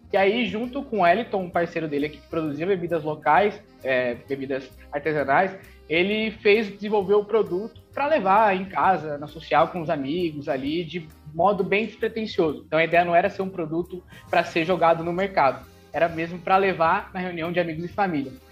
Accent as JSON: {"language": "Portuguese", "region": "São Paulo", "country": "Brazil", "lives_now": "Salvador, Brazil", "said": "Eu moro aqui faz cinco anos, na verdade eu sou de São Paulo, mas vim para ah. cá fazer, fazer faculdade"}